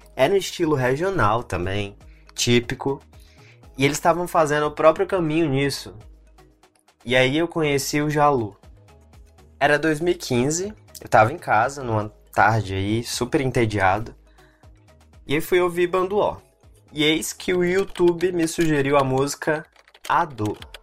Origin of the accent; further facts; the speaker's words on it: Franca, São Paulo, Brazil; now in São Paulo, Brazil; Eu cresci em Franca